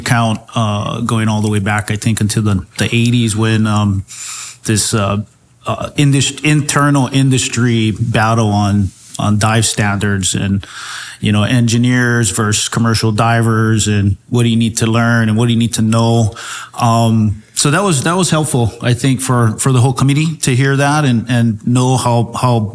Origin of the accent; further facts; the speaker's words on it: Hawaii, United States; Growing up in Hawaii, I mean, I was always in the water